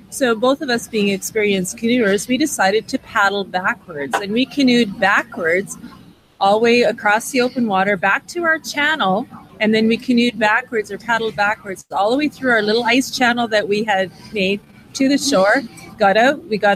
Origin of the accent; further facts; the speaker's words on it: Saskatchewan, Canada; I'm known as … I'm from Saskatchewan.